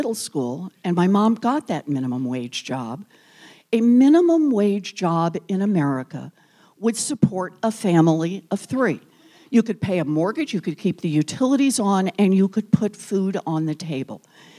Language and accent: English; Oklahoma, United States; I grew up in Oklahoma, born and raised there.